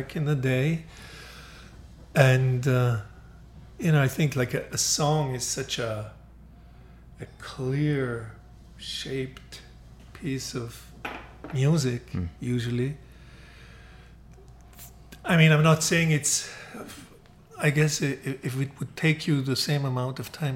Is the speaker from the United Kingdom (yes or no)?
no; Austria; I'm from Austria, but we had like a record deal with BMG in Germany